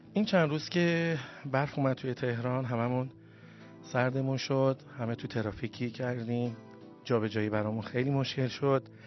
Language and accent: Persian; Iran; also born or lived in Tehran; ما همه ایرانی هستیم